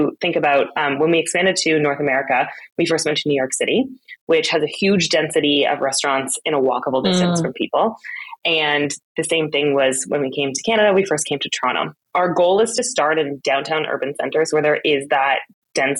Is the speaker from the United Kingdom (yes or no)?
no; Austria; moved away; also born or lived in Berlin, Germany; I grew up in Austria and then lived in Berlin for a time during my 20s